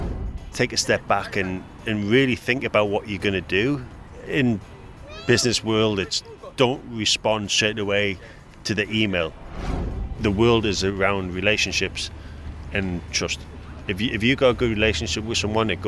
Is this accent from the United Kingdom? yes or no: yes; Newcastle upon Tyne, North East England, United Kingdom; I'm from Newcastle